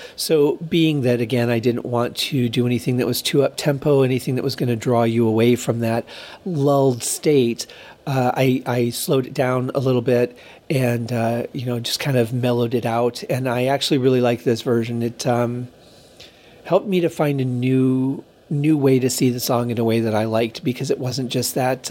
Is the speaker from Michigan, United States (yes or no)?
yes; Michigan, United States; now in Las Vegas, United States; growing up in Michigan and what the winters were like